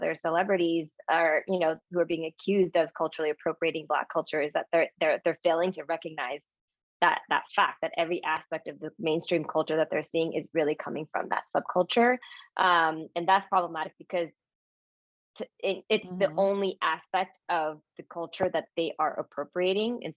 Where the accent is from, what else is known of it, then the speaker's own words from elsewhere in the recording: United States; I am, you know, Japanese American, raised by two Japanese immigrants in the US